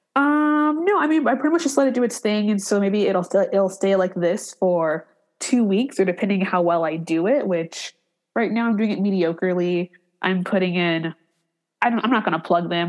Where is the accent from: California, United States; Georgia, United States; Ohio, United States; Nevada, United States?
Ohio, United States; Cleveland; also born or lived in San Francisco Bay Area; now in Detroit, United States; I'm originally from Cleveland